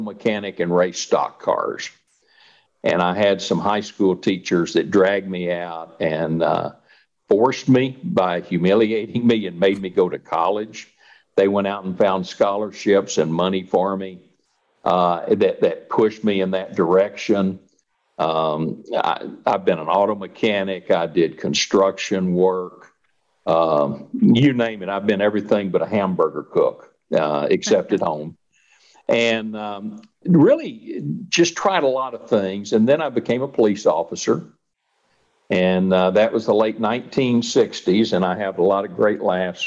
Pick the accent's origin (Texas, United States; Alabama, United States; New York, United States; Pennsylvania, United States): Texas, United States; Wichita Falls; moved away as an adult; also born or lived in Malvern; I grew up in Wichita Falls, Texas